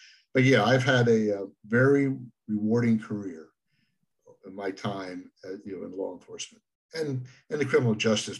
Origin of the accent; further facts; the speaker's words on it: Pennsylvania, United States; moved away as an adult; also born or lived in Ocala, Florida / Colorado / Albuquerque, New Mexico; we moved back home. We moved back up here to Pennsylvania. But it really wasn't until probably around 1983, that we moved out west